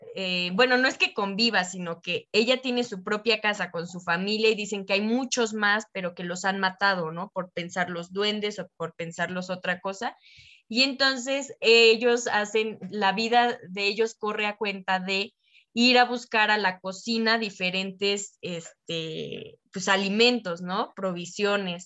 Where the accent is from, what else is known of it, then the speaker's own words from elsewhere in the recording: Mexico; nosotros como América Latina o mexicanos